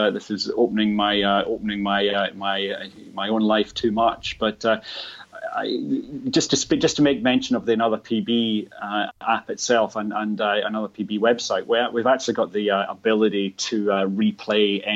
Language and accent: English; Scotland, United Kingdom; now in Australia; I did represent my hometown back in Scotland in the pool